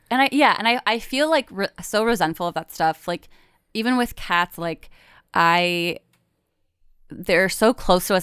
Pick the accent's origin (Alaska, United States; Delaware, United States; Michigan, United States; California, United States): Michigan, United States; moved away; also born or lived in Chicago / Brooklyn; I'm from Michigan